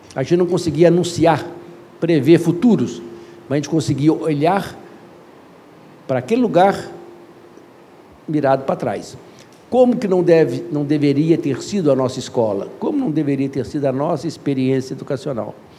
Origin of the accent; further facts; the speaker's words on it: Belo Horizonte, Minas Gerais, Brazil; sou mineiro por sorte